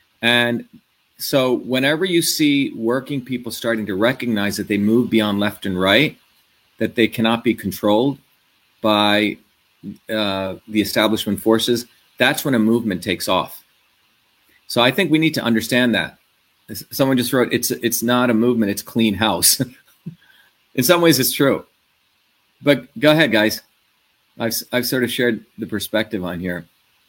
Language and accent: English; New Jersey, United States; New Jersey, my hometown, a lot of the mothers invited me to go there.